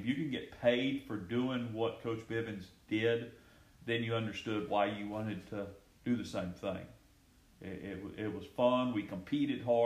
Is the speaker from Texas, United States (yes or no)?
yes; Gonzales, Texas, United States; I grew up real close to here, Schulenburg, in Gonzales, Texas, and went to high school there